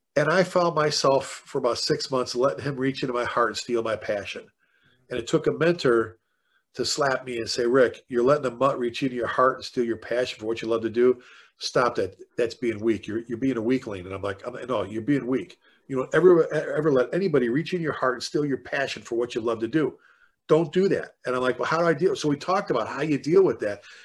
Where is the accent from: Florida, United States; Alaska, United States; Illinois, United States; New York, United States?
Illinois, United States; Chicago; moved away as an adult; now in Texas, United States; being born and raised in the South Side of Chicago, I've been down here in Texas now since 2000